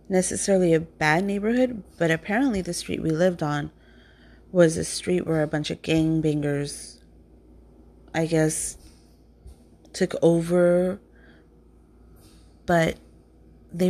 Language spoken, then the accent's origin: English; Compton, California, United States; growing up in Compton as a child